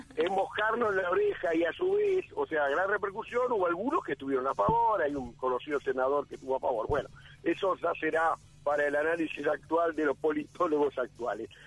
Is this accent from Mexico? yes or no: no; Uruguay; hoy como uruguayos